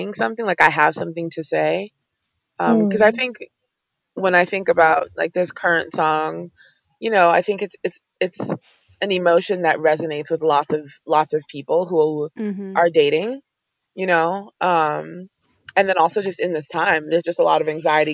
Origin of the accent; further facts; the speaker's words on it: Cameroon; moved away; I'm from Cameroon, Central Africa originally